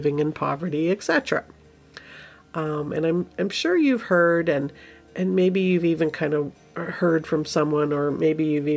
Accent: Canada; we, as Canadians

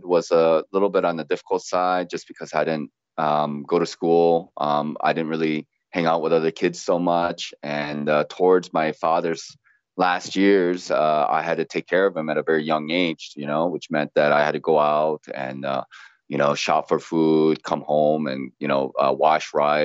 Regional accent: Ripon, Wisconsin, United States; also born or lived in South Korea; I grew up in Ripon, Wisconsin, home of the Republican Party

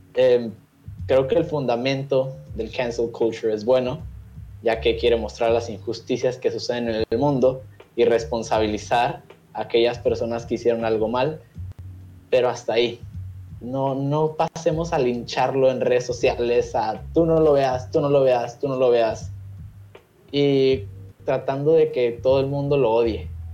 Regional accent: Mexico; nos encontramos como sociedad mexicana

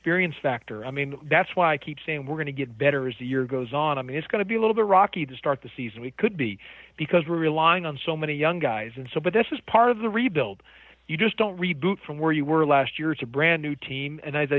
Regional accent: Houston, Texas, United States; now in Atlanta, United States; I grew up in Houston, Texas

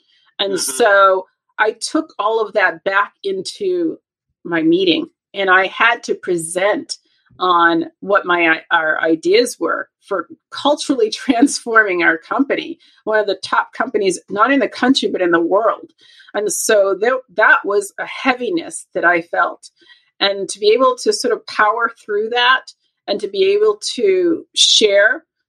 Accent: Boston, Massachusetts, United States; moved away as an adult; also born or lived in Los Angeles, California; I am from Boston, Massachusetts, and I have spent most of my adult life and career in Los Angeles and in California, right?

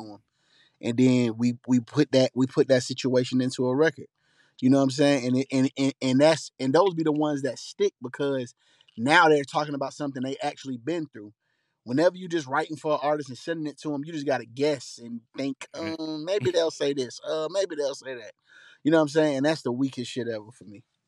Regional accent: College Park, Georgia, United States; Panamanian blood, but I'm from Atlanta, Georgia.

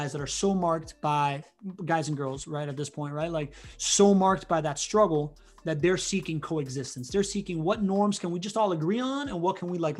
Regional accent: Miami, Florida, United States; also born or lived in Spain; I grew up in Miami

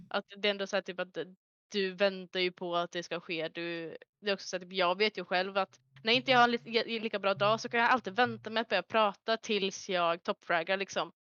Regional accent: Örnsköldsvik, Västernorrland County, Sweden; moved away as an adult; now in Gothenburg, Sweden; är jag ifrån lilla Norrland, eh, Örnsköldsvik, där jag växte upp majoriteten av mitt liv.

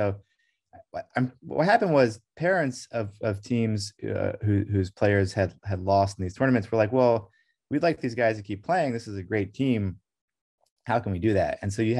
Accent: Brussels, Brussels-Capital Region, Belgium; When I was growing up in Brussels in the 1980s, in Belgium

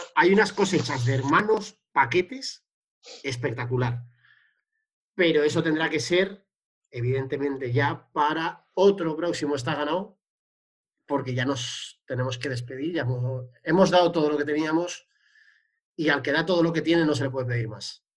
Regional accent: Santander, Cantabria, Spain; de mi pueblo, del Racing de Santander

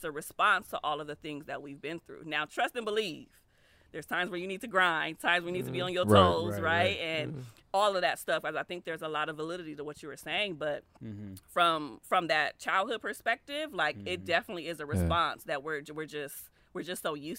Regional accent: Compton, California, United States; a lot of people of color, like we grow up, like I grew up in Compton, right? Like we know gangs, violence, struggle life.

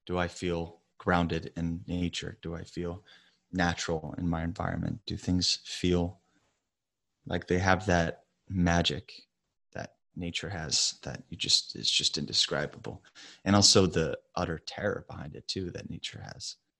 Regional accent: the South, United States; I grew up in the South

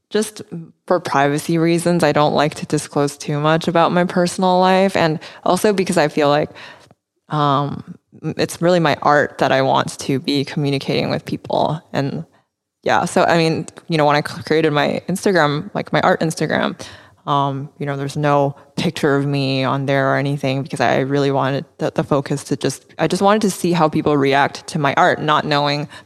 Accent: Vancouver, British Columbia, Canada; also born or lived in United States / London; now in Taiwan; I would always tell people that like I'm from Taiwan because I was born here and my parents are here, um, so those are like will always be my roots. But yeah, I I've spent um, my childhood in Vancouver as well.

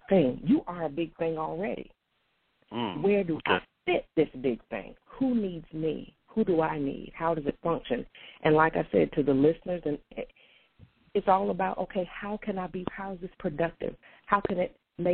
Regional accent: North Carolina, United States; also born or lived in Portsmouth; spent most of my life in North Carolina

